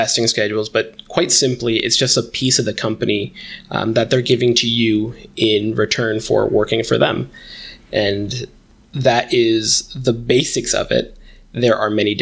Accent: Westchester, New York, United States; I grew up in the Westchester, New York area.

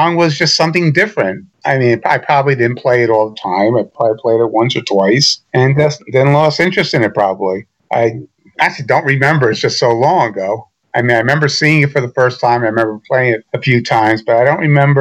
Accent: Irvington, New Jersey, United States; moved away; I grew up in Irvington, New Jersey

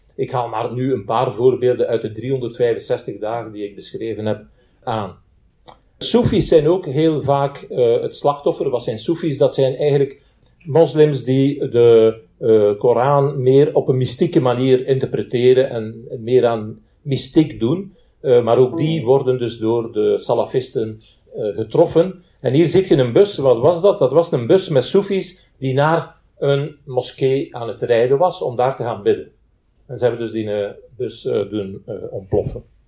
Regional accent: Belgium; bij ons in Zaventem en in, eh, en in Brussel

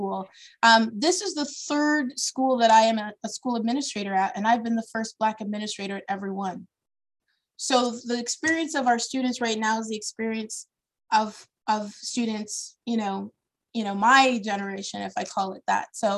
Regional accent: Brantford, Ontario, Canada; also born or lived in Toronto; I am a child of Ontario. I was born in Toronto, and because of my father's work, I did K-12 in a small southern Ontario town, Brantford, Ontario

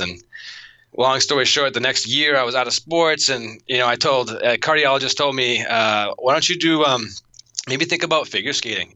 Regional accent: Auburn, Massachusetts, United States; now in Arizona, United States; I grew up in Auburn, Mass, uh, next to Worcester, Mass

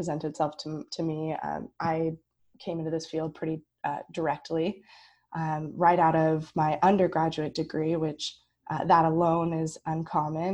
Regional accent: Pacific Northwest, United States; growing up in the Pacific Northwest

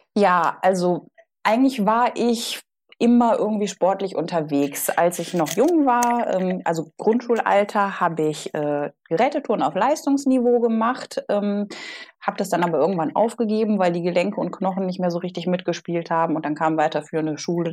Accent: Solingen, North Rhine-Westphalia, Germany; also born or lived in Bonn; der Solinger, ich komme aus Solingen, der Klingenstadt

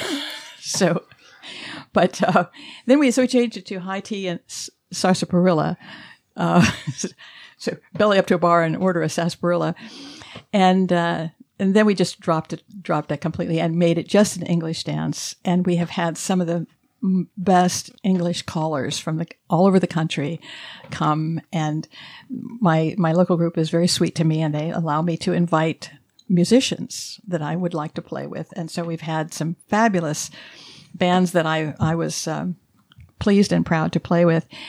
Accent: Dayton, Ohio, United States; born or raised there; also born or lived in Alabama

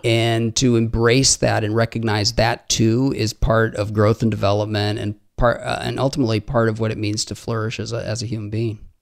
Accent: Haiti; I grew up in Haiti

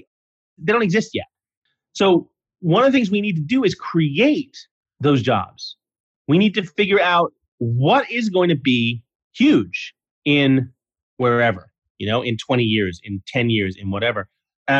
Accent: New York City, New York, United States; I grew up in New York City. I grew up in Manhattan

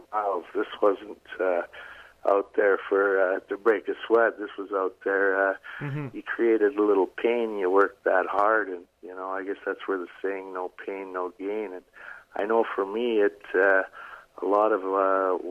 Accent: Medicine Hat, Alberta, Canada; Medicine Hat, where my hometown, or I was home base back then

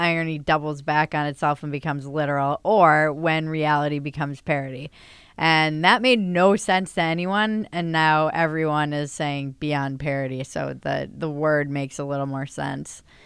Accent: Northeast, United States; moved away as an adult; now in Los Angeles, United States; I come from the Northeast

